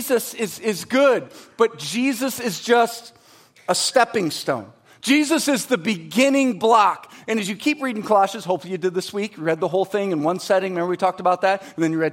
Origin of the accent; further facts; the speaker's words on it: Michigan, United States; I'm from Michigan, so it's pop